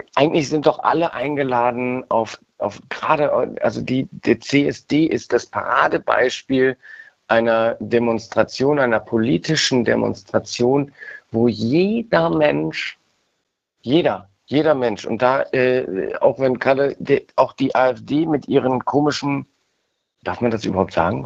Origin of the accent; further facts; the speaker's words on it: Cologne, North Rhine-Westphalia, Germany; in meiner Heimatstadt äh, Köln